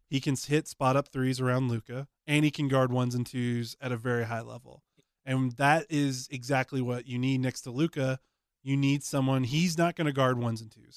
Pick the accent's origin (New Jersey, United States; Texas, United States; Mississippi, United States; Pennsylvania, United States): Texas, United States; Dallas; moved away as an adult; when I moved away from Dallas for the first time in my life